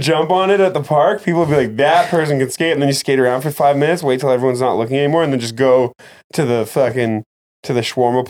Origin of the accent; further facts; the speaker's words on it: Canada; I'm Canadian.